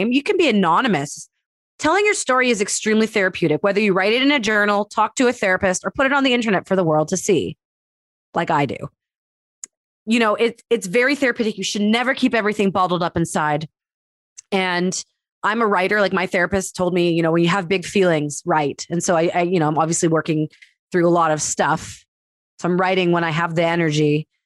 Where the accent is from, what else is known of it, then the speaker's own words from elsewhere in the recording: Winnipeg, Manitoba, Canada; I grew up in the Jewish community of Winnipeg